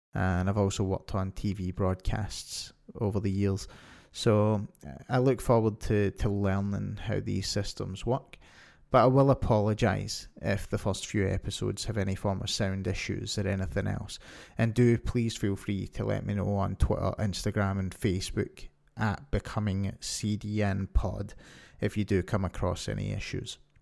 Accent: Scotland, United Kingdom; moved away as an adult; now in Ontario, Canada; I'm from Scotland, and I've lived here for most of my life until two years ago when I moved to Ontario, Canada

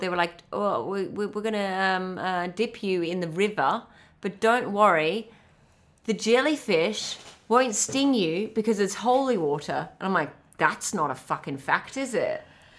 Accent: South Africa; I've told her all about the fact that we're from South Africa.

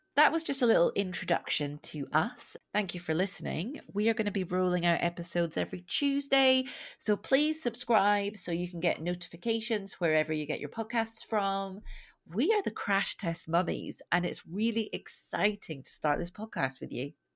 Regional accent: Scotland, United Kingdom; moved away; I'm Scottish, but it's not like I have a really strong accent.

